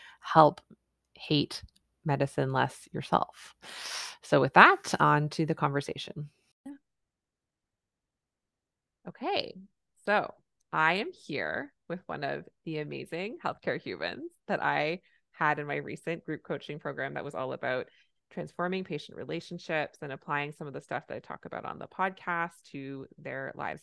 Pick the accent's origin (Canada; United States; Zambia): Canada; I'm a Canadian family physician